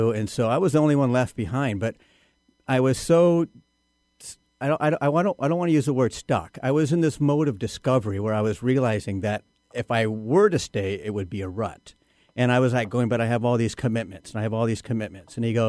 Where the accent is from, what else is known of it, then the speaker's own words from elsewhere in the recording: Guam; also born or lived in Oklahoma; I grew up on Guam. I was born in Oklahoma. My parents were teachers. We were raised on Guam. And I lived there for 32 years.